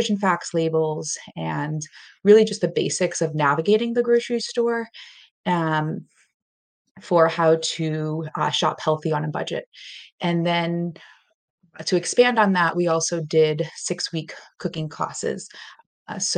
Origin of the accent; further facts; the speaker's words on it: Boston, Massachusetts, United States; moved away as an adult; also born or lived in Colombia / Latin America / London / Washington, D.C.; now in Western Massachusetts, United States; I am from the South Shore area of Boston, Massachusetts in the U.S., and I am now living in the western part of Massachusetts.